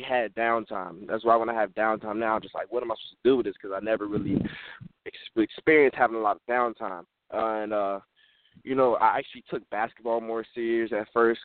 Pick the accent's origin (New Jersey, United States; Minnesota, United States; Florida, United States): Florida, United States; Fort Lauderdale; I've been born and raised in Fort Lauderdale, Florida all my life